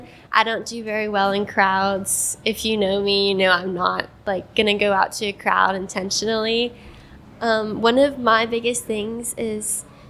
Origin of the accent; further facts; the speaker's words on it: Columbus, Georgia, United States; I grew up not super close to the river. I grew up coming downtown every couple of days